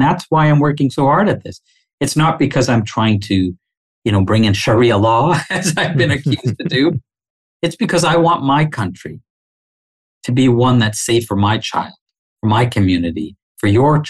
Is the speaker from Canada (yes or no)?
yes; Canada; Like, I don't know another way of being Canadian than being a Muslim, right?